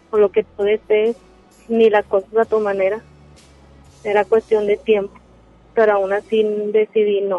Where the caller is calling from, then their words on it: Monterrey, Nuevo León, Mexico; De Monterrey.